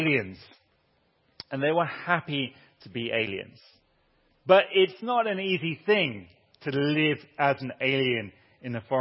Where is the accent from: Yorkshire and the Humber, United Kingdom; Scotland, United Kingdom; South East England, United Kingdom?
South East England, United Kingdom; Southampton; also born or lived in Turkey; now in Durham, United Kingdom; I was born in Southampton.